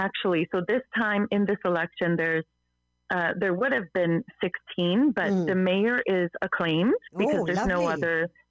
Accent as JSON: {"language": "English", "town": "Burnaby", "region": "British Columbia", "country": "Canada", "tie": "born or raised there", "also_born_or_lived": "Vancouver", "said": "I was born in Vancouver, but I've lived in Burnaby for the last 20 years."}